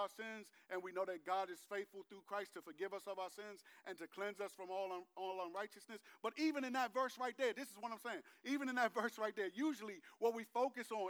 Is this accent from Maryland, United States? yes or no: yes; Landover, Maryland, United States; I'm from Landover, not just that I went to Bowie High School and graduated from there, not just that I'm a native Prince Georgian